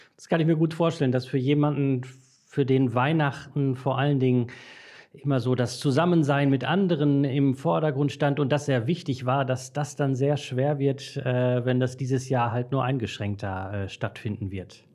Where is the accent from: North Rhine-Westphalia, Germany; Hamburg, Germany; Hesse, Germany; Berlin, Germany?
North Rhine-Westphalia, Germany; Dortmund; moved away as an adult; also born or lived in Brakel, East Westphalia; Ich komme gebürtig aus Dortmund